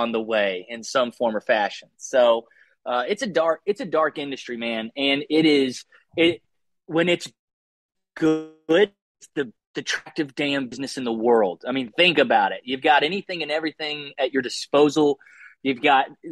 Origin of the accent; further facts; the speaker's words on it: Southeast, United States; moved away as an adult; also born or lived in Austin, Texas / New York City; I grew up in the Southeast